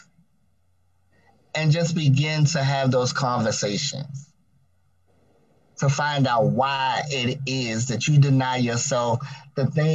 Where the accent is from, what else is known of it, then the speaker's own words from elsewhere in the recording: Baltimore, Maryland, United States; I now reside in the lovely state of Maryland, in the wonderful city of Baltimore